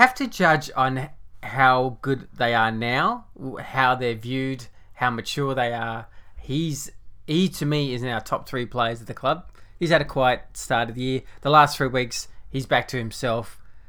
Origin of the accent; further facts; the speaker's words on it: Canada; I'm Canadian. Yeah, with my Canadian.